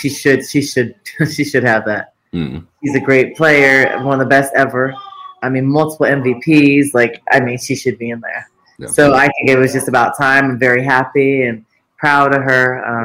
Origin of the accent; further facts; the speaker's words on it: United States; I'm American